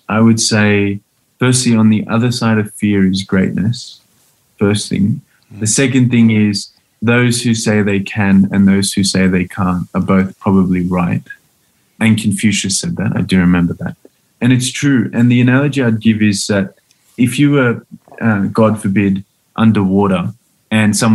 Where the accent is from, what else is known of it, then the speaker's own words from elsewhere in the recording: Australia; my childhood in Australia